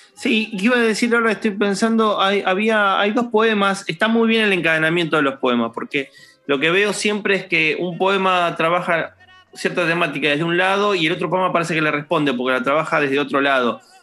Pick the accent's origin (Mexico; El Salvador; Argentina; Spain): Argentina; San Martín, Buenos Aires Province; yo soy de Villa Lynch